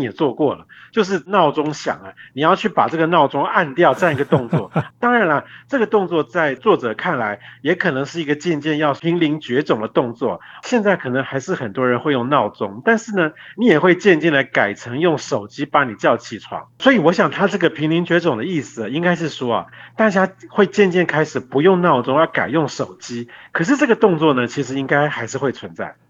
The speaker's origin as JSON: {"language": "Chinese", "country": "Taiwan", "said": "我们台湾人啊，应该比较不会看到"}